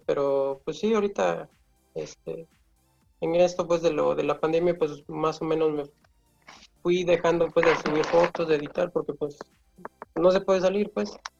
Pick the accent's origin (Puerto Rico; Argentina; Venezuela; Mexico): Mexico; San Carlos, Puebla; soy de San Carlos